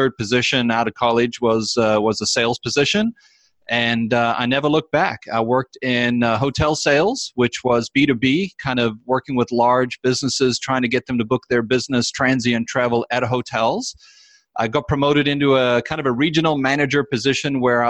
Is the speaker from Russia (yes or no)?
no; South Africa; moved away as an adult; now in United States; I was actually born and raised in South Africa